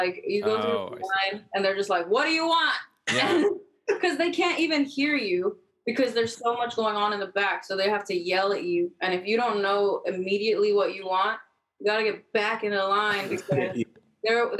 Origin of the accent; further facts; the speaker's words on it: Kansas City, Missouri, United States; now in Austin, United States; I'm from Kansas City.